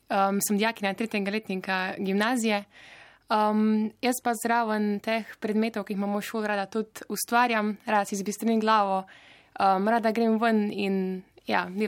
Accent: Idrija, Slovenia; jaz sem to srečo, da sem pač iz Idrije

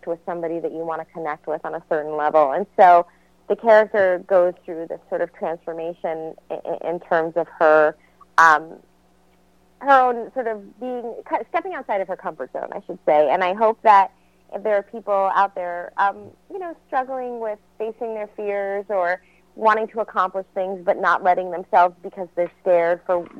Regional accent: New York City, New York, United States; I was born and raised in New York City

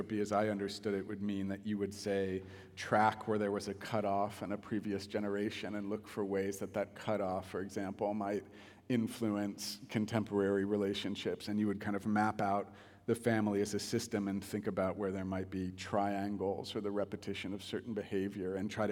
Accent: Topeka, Kansas, United States; growing up in Topeka

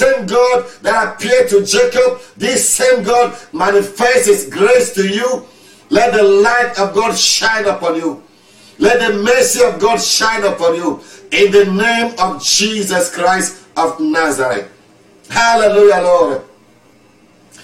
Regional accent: Cameroon; now in Maryland, United States; I was born in Cameroon. I live today in Maryland

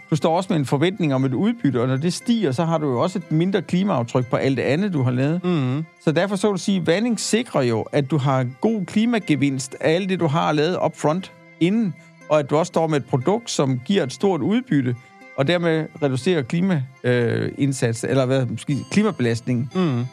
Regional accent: Denmark; vi som danskere

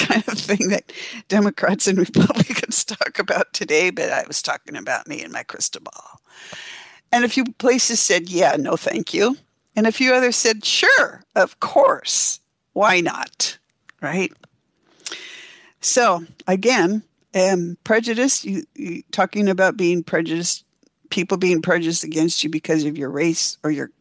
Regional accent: Oregon, United States; now in Seattle, United States; I grew up in Oregon, and my family spent a lot of time on the Oregon coast

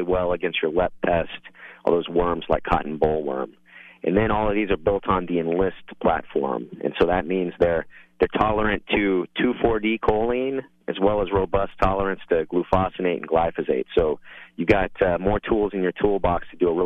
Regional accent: Portland, Texas, United States; I grew up right here in Portland.

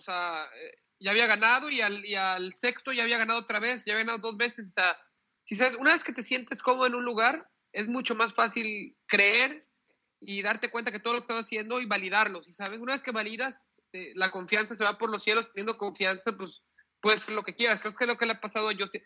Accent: Mexico; somos mexicanos

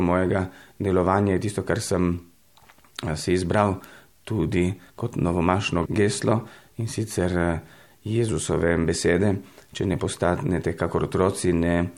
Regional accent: Italy; moved away as an adult; now in Maribor, Slovenia; sem rojen v Italiji že davnega leta 1970.

